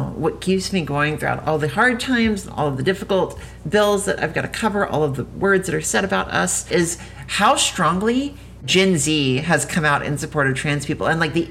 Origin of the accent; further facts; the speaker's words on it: southern Louisiana, United States; only 20 minutes from where I grew up because I'm from Louisiana myself.